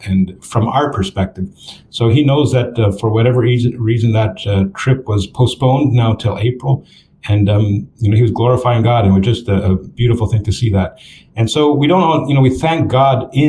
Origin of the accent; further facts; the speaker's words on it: Canada; moved away as an adult; now in Texas, United States; I'm from Canada